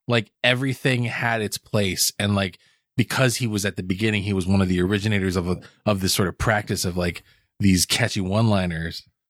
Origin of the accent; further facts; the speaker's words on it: Hawaii, United States; I grew up in Hawaii